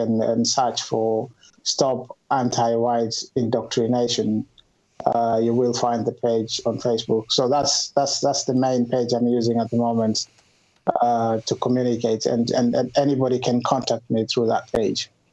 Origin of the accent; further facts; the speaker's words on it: Kenya; moved away as an adult; now in United Kingdom; I grew up in Kenya. Uh, before moving to the UK uh, a couple of years ago, and I've been living in the UK